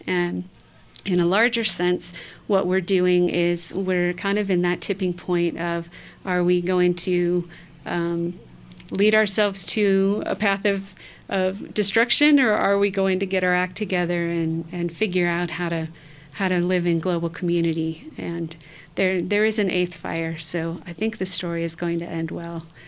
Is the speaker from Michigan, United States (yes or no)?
yes; northern Michigan, United States; now in New Mexico, United States; I'm, I'm Ojibwe from northern Michigan